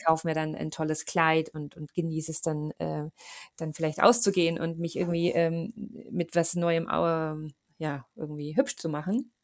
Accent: Munich, Bavaria, Germany; bei uns in München

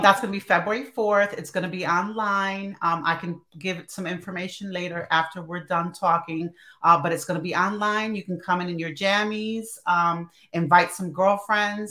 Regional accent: Newark, New Jersey, United States; also born or lived in Chicago; now in Chambersburg, United States; Yeah, I'm originally from North New Jersey

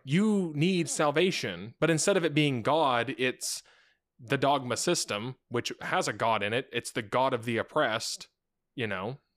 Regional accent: United States; we actually don't live in the same classist system

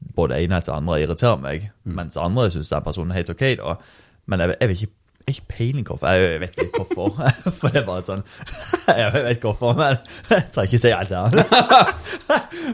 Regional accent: Norway; jeg er norsk.

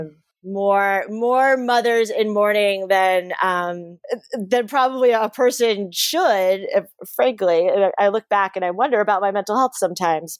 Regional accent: South Florida, United States; I grew up in South Florida.

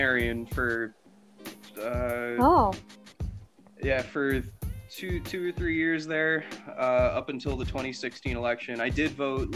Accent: United States; I'm from around Lake Beach. You could just say I'm from Lake County

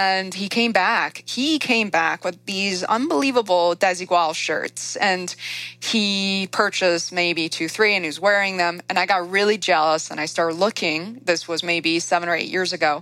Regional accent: China; moved away; growing up in China

